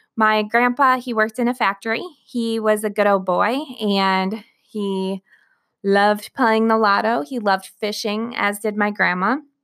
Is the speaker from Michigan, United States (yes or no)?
yes; Flint, Michigan, United States; I was born in Flint, Michigan